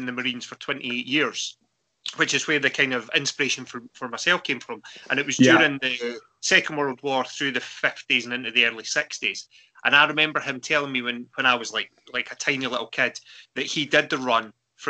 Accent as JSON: {"language": "English", "town": "Rosyth", "region": "Scotland", "country": "United Kingdom", "tie": "born or raised there", "said": "I grew up in Rosyth because my dad was also in the Royal Navy. So I grew up in the Rosyth dockyard area."}